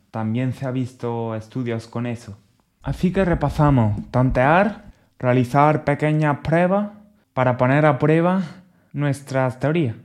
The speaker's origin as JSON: {"language": "Spanish", "country": "Spain", "said": "en mi país, por ejemplo, España"}